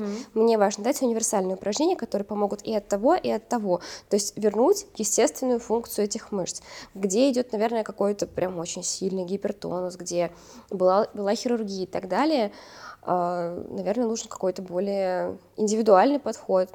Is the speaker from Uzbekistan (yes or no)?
yes; Uzbekistan; moved away; also born or lived in Russia; я росла в Узбекистане